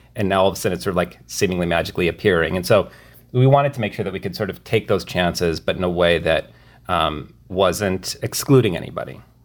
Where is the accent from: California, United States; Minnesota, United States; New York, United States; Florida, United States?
Minnesota, United States; rural; moved away; my my hometown in rural Minnesota